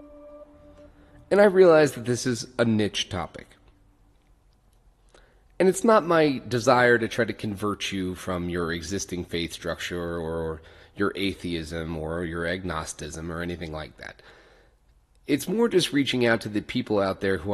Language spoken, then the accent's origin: English; Ireland; being Irish